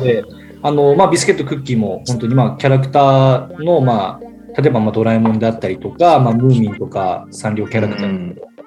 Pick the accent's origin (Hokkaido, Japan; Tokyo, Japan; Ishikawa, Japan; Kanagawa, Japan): Ishikawa, Japan; 地元まああのうちは石川県ですけど